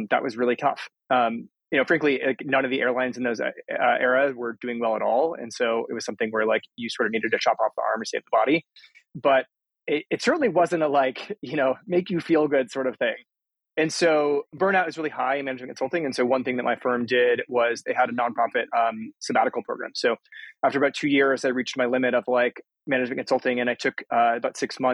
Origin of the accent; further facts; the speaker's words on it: Aurora, Colorado, United States; I grew up in Aurora, Colorado.